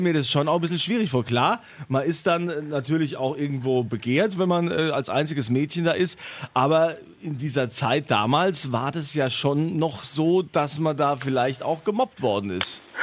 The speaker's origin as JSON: {"language": "German", "region": "Rhineland-Palatinate", "country": "Germany", "said": "bei uns in der Pfalz"}